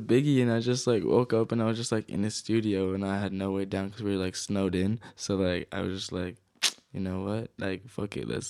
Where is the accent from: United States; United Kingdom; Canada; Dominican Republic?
Canada; Kelowna, British Columbia; also born or lived in Ontario; I was born in Kelowna, and then we were back and forth from like Ontario for a little while, and then we ended up back here, and I was in grade 3.